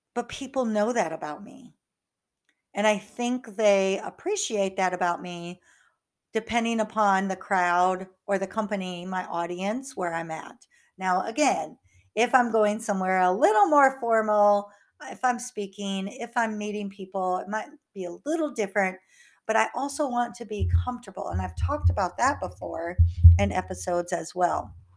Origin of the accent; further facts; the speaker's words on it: North Iowa, United States; now in Houston, United States; I grew up in North Iowa